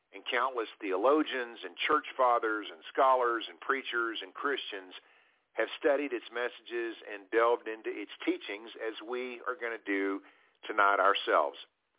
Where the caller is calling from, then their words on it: Abilene, Texas, United States; I'm calling tonight from Abilene, Texas.